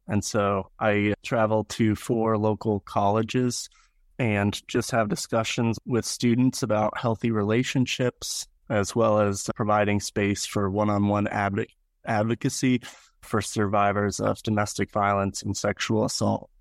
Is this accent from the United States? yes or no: yes; York, Pennsylvania, United States; moved away as an adult; also born or lived in Greenville, South Carolina; now in Presque Isle, United States; I was born and raised in York, Pennsylvania